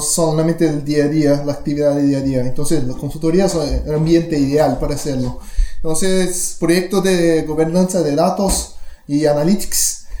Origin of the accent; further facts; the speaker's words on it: Brazil; first language Portuguese; Spanish is a second language; soy brasileño